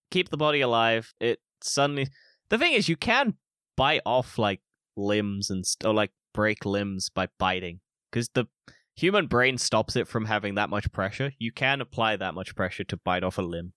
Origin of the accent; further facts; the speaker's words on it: United Kingdom; I'm British